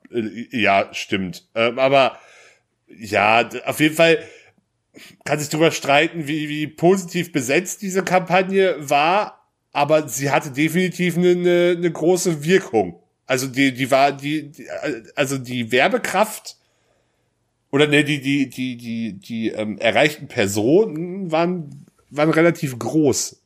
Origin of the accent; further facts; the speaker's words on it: North Rhine-Westphalia, Germany; ich komme ja gebürtig aus NRW